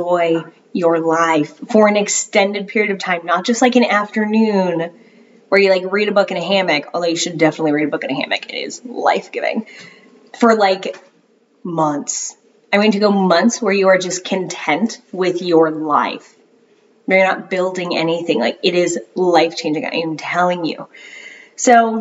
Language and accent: English; Florida, United States; now in North Carolina, United States; I'm from Florida originally